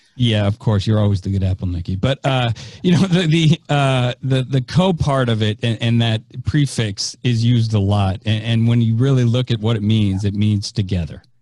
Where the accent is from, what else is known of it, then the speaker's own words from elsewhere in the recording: San Francisco, California, United States; now in Tampa, United States; I am uh, from San Francisco. I live in Tampa, Florida. I still am claiming San Francisco as my hometown